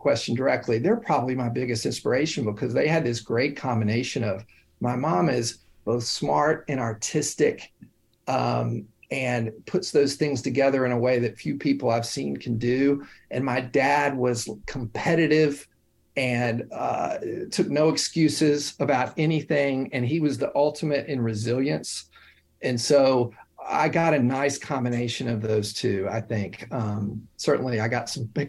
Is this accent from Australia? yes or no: no; Knoxville, Tennessee, United States; moved away as an adult; also born or lived in Oxford, Ohio; now in New York City, United States; growing up in Knoxville, Tennessee, going to college in the Midwest